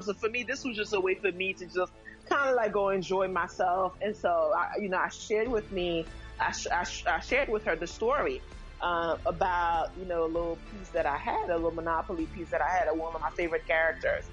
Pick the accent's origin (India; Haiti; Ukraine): Haiti; moved away; I'm originally from Haiti, so mm-hmm. I'm from the Caribbean. Um, and you know, as when I was in Haiti